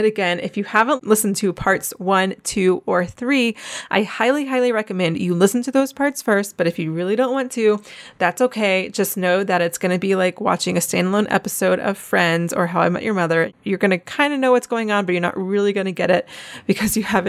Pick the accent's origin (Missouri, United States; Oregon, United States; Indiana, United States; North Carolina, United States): North Carolina, United States; moved away as an adult; also born or lived in Charleston, South Carolina; I'm from Wilmington, North Carolina